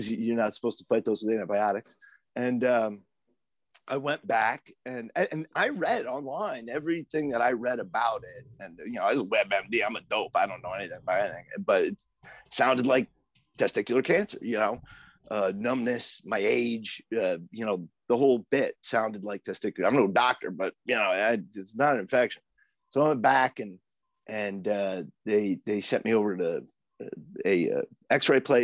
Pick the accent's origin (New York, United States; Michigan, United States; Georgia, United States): New York, United States; Plattsburgh; now in Providence, United States; I grew up in Plattsburgh